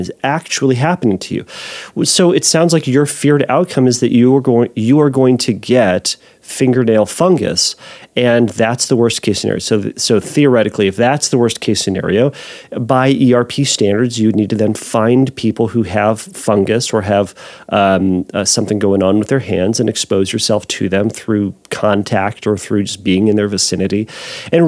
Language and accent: English; United States; we're American, and I am one